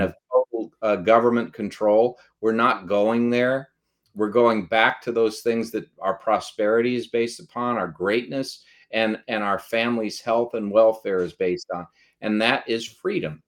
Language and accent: English; United States; we're Americans